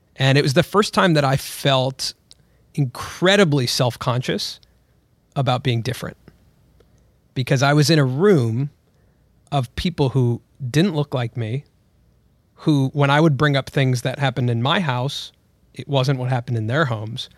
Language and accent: English; Los Angeles, California, United States; I was born here in Los Angeles, but both of my parents were born in India. And when I was brought up here in L